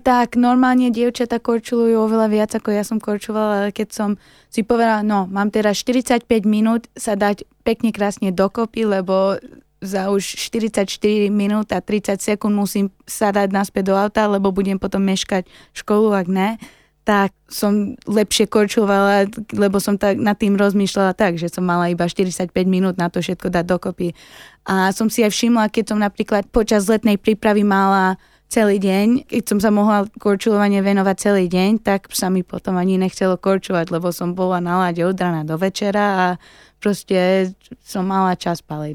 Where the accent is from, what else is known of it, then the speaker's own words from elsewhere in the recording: United States; now in Slovakia; som sa narodila tam, tam som vyrastla, ale som vyrastla ako normálna Slovenka bežná